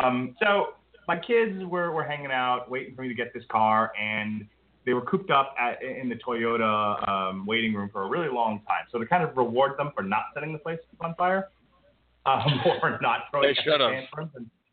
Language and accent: English; New York, United States; moved away; growing up in New York among the Italians